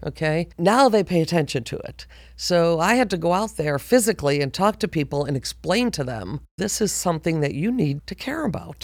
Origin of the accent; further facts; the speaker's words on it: Buffalo, New York, United States; moved away as an adult; now in Georgia, United States; I was born and raised in Buffalo, New York.